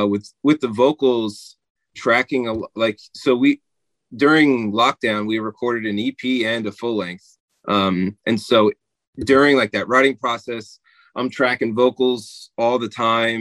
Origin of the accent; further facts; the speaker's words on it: New Jersey, United States; I'm in New Jersey. That's where I grew up